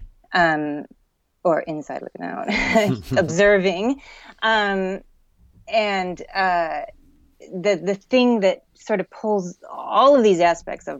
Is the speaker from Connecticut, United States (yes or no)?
no; Detroit, Michigan, United States; now in New York City, United States; I grew up in a subdivision north of the city of Detroit